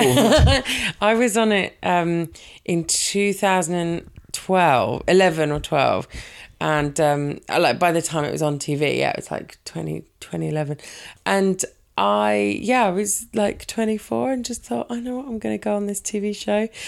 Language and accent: English; Brighton, South East England, United Kingdom; moved away as an adult; now in Worthing, United Kingdom; I'm from Brighton